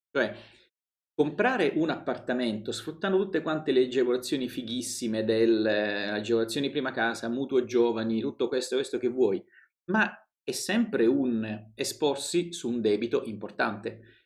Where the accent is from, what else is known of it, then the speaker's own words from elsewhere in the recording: Apulia, Italy; moved away as an adult; also born or lived in Rome; io sono pugliese